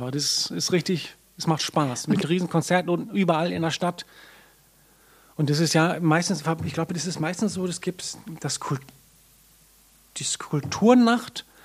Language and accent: German; Reykjavik, Capital Region, Iceland; Ich bin geboren und aufgewachsen in Reykjavik.